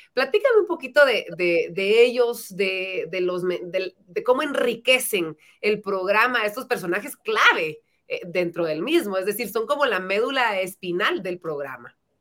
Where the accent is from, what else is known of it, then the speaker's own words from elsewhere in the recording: Guatemala; nos da la oportunidad de poder crecer como guatemaltecos